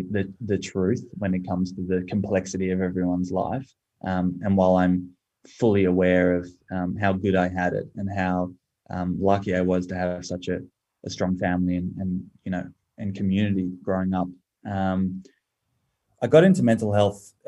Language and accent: English; Sydney, New South Wales, Australia; I grew up, I'm a Bondi boy. So I've been very lucky to call North Bondi home